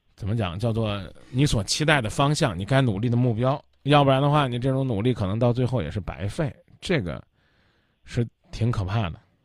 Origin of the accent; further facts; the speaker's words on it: Kaifeng, Henan, China; moved away; 河南开封那也是几朝古都啊，我的老家呀